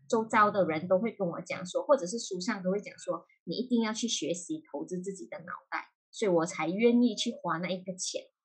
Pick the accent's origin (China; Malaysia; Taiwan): Malaysia; moved away as an adult; now in Singapore; 其实我是马来西亚人，目前是人在新加坡工作，在新加坡已经有十年的经验了啦，OK。然后目前本身是从事一名，呃，保险业务员